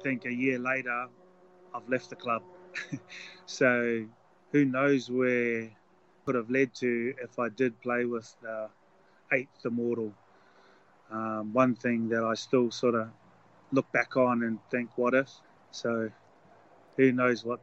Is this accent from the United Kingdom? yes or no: no; New Zealand; a avid, proud Kiwi